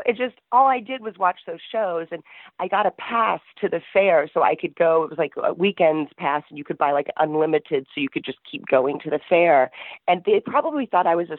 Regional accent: Texas, United States; moved away as an adult; now in Egypt; I'm from Texas

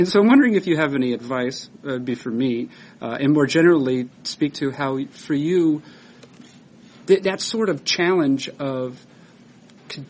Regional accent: Boston, Massachusetts, United States; I grew up in the Boston area

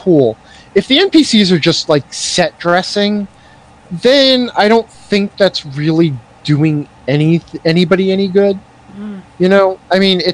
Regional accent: New York, United States; moved away; I come from New York

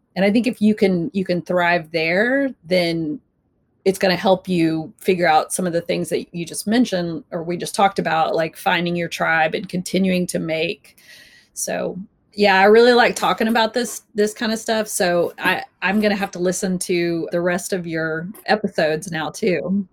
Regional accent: Texas, United States; moved away; growing up in Texas

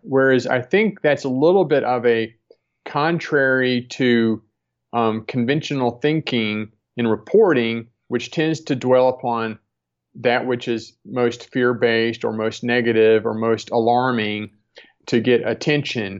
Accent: Deep South, United States; I grew up in the Deep South

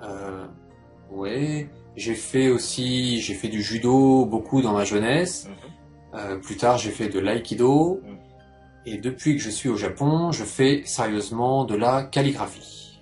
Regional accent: Poitiers, Nouvelle-Aquitaine, France; moved away as an adult; also born or lived in Bordeaux / Japan; je viens de Poitiers

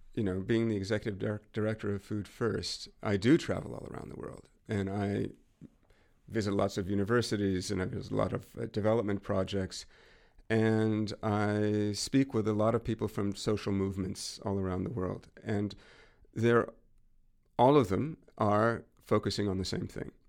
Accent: North Coast, California, United States; I grew up on the North Coast in California

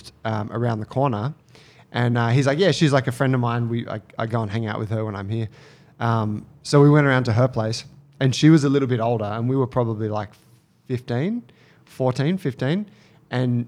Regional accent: Australia; me being Australian

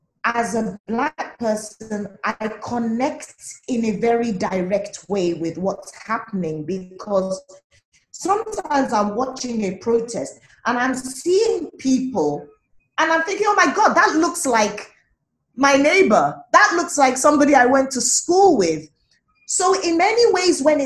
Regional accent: Nigeria; as an African, as a Nigerian

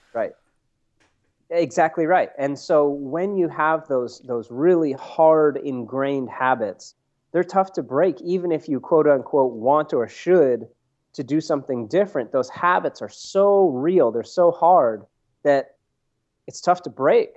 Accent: Vermont, United States; now in Santa Barbara, United States; I'm originally from Vermont

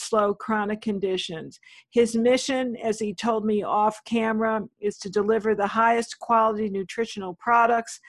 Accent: Connecticut, United States; moved away; I'm from the East Coast, as you may remember. I grew up in Connecticut

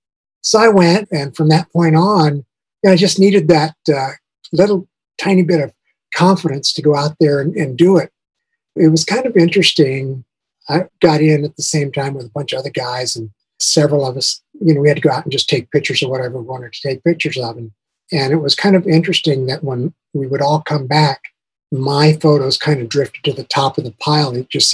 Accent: Albuquerque, New Mexico, United States; also born or lived in St. John's, Canada; John's, Newfoundland. And from there, we got transferred to New Mexico. And I actually wound up growing up in Albuquerque. I did elementary, junior high, and high school there.

